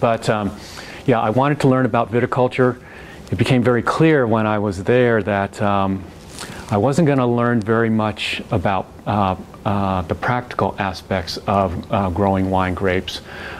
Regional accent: New England, United States; also born or lived in Davis, California; now in Oregon, United States; I'm from New England

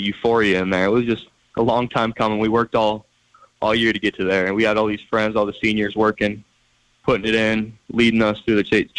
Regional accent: Missoula, Montana, United States; also born or lived in Billings, Montana; Growing up in Missoula

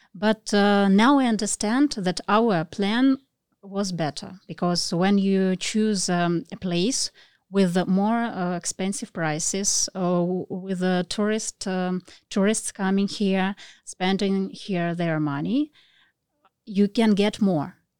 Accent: Russia; moved away as an adult; now in Phuket, Thailand; I'm from Russia, and, uh, we are here for nearly one year.

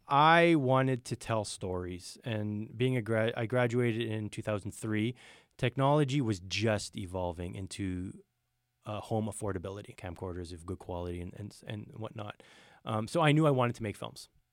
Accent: Thunder Bay, Ontario, Canada; born and raised in Thunder Bay.

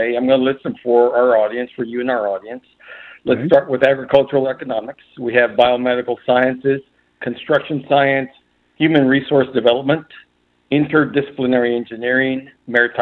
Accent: Harlingen, Texas, United States; I was born and raised here in Harlingen

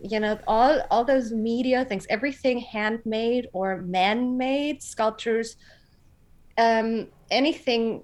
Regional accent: Frankfurt, Hesse, Germany; living in Frankfurt and growing up in Frankfurt

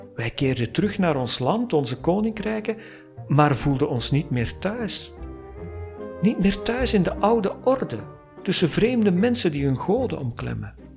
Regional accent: Flanders, Belgium; ik kom uit Vlaanderen. Ik werk er als freelance copywriter en storyteller

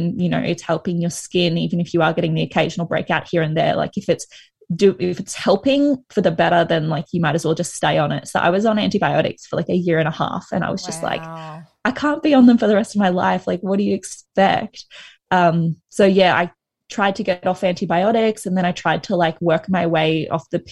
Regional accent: Sunshine Coast, Queensland, Australia; also born or lived in Brisbane; I'm from the Sunshine Coast and then I moved to Brisbane for uni

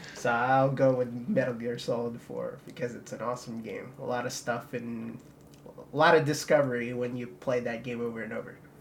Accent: Philippines; I was born in the Philippines

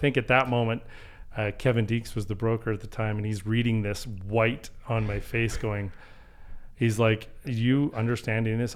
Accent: Calgary, Alberta, Canada; born and raised in Calgary, so I've been here

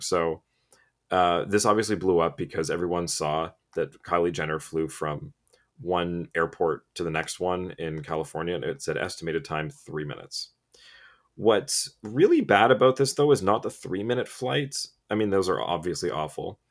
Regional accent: Canada; as a Canadian

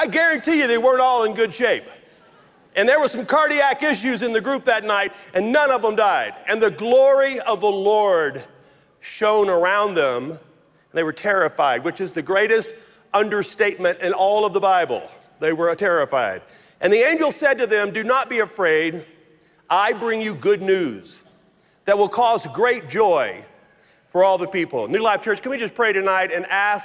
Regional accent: Logansport, Louisiana, United States; moved away; you may know this from my accent, but I grew up in very rural North Louisiana. 5 miles off the Marshall Highway outside of Logansport, Louisiana, is where I was born and raised

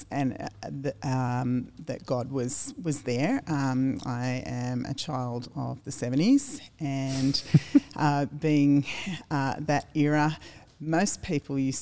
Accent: Australia; also born or lived in United States; Born and bred in Lugano

